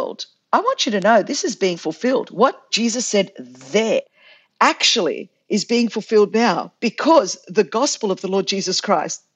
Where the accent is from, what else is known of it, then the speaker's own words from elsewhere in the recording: Australia; I'm like a Greek Australian chick